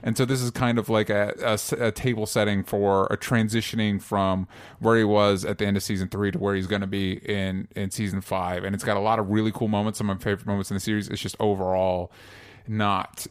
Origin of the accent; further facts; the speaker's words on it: Florida, United States; I grew up in Florida